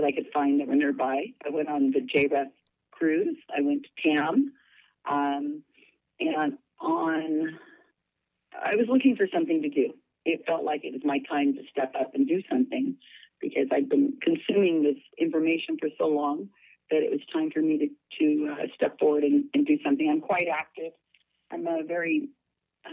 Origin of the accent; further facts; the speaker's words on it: Salinas, California, United States; I'm born and raised in Salinas, California.